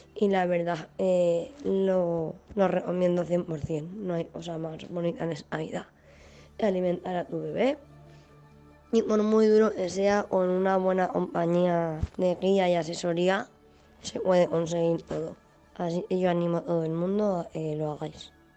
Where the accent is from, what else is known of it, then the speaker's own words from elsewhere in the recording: Valencia, Valencian Community, Spain; soy de Valencia, tengo 38 años